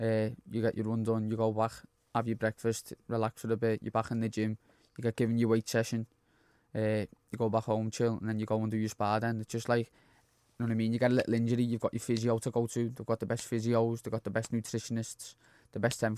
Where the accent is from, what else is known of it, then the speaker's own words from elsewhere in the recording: Liverpool, North West England, United Kingdom; I grew up in Anfield, like